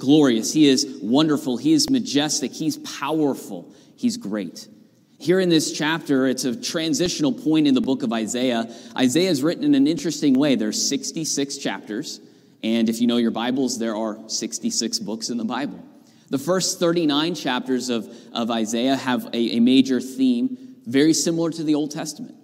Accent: Northern California, United States; moved away as an adult; now in Pennsylvania, United States; grew up there in Northern California

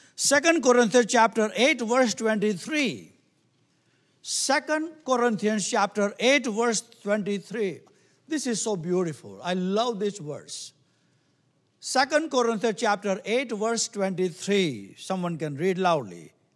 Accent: India; moved away; I come from, we come from India

